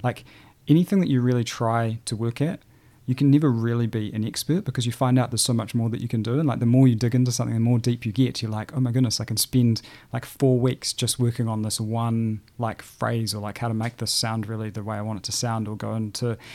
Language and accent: English; Christchurch, Canterbury, New Zealand; also born or lived in New Plymouth / Hanmer Springs; I was born in the North Island, but I think I moved here when I was about six or eight weeks old. So I feel very much like a South Islander and a Cantabrian